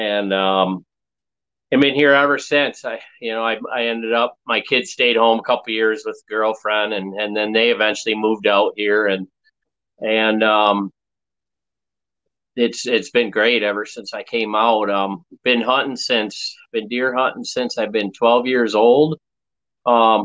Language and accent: English; the Thumb of Michigan, United States; moved away as an adult; now in Iowa, United States; come from Michigan, born and raised on the east side up in the thumb of Michigan.